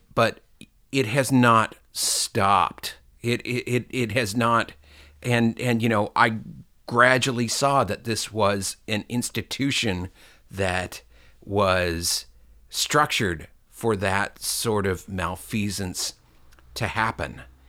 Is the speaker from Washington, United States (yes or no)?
yes; Seattle, Washington, United States; at least in our diocese, which was, you know, North Seattle, and in the time that I was going to church.